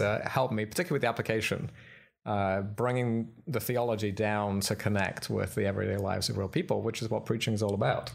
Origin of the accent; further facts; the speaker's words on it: United Kingdom; moved away as an adult; also born or lived in Philadelphia, United States / Cambridge, England / Oxford, England; now in Glenside, United States; I'm, uh, from Britain